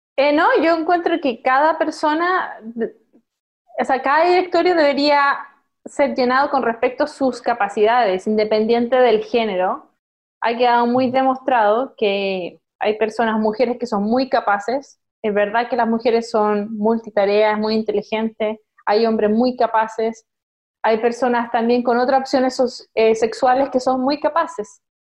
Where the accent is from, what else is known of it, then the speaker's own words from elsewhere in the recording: Concepción, Biobío, Chile; moved away; also born or lived in China; yo nací en Concepción